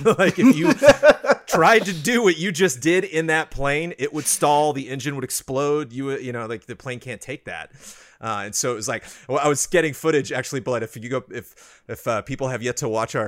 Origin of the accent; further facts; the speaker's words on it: California, United States; born and raised in Southern California